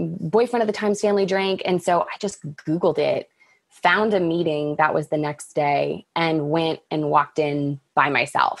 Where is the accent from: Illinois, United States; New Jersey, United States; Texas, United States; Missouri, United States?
Texas, United States; Dallas; growing up in Dallas